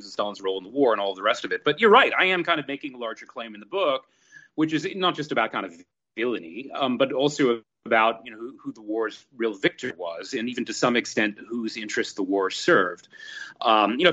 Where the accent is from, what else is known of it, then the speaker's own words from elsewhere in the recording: Rochester, New York, United States; living in this nursing home in Rochester, New York, which is my hometown